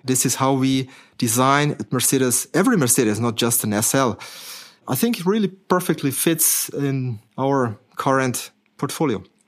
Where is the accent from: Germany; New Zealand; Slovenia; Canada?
Slovenia; moved away; I'm coming from Slovenia originally, yeah? So at that time, that country was called Yugoslavia.